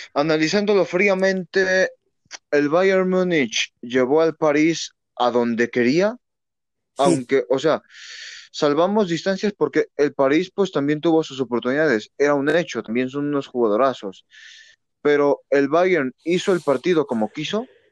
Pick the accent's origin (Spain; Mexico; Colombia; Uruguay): Mexico; aquí en México también pasamos por eso